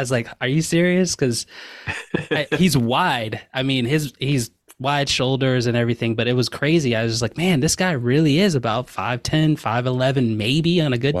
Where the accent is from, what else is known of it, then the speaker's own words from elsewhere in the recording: Richmond, Virginia, United States; moved away as an adult; now in Pacific Northwest, United States; growing up in Richmond, we're about two hours south of the D C